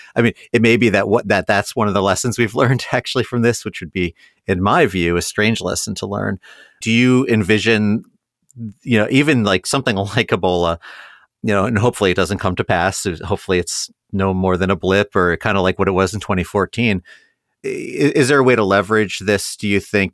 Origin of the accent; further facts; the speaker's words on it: Columbus, Ohio, United States; my hometown paper, the Columbus Dispatch